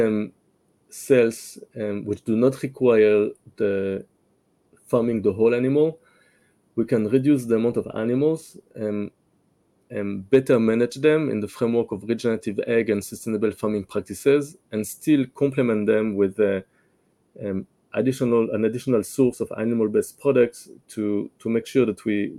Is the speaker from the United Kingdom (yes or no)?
no; France; now in Israel; I grew up in France